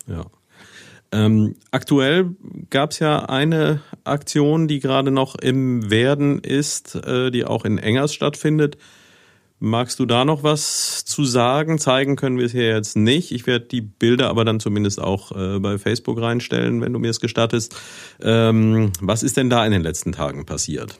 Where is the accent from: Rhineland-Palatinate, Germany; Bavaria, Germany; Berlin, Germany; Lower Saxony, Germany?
Rhineland-Palatinate, Germany; Neuwied; ich habe einige Jahre meiner Jugend in Niederbiber gelebt